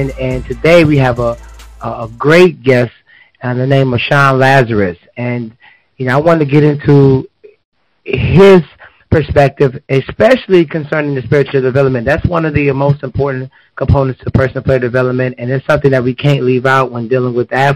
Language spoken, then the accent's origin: English; Akron, Ohio, United States; I grew up in Akron, Ohio